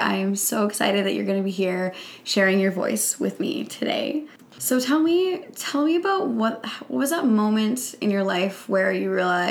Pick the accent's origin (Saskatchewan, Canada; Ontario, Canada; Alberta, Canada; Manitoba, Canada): Saskatchewan, Canada; And I think that's the beauty about growing up in Saskatchewan as well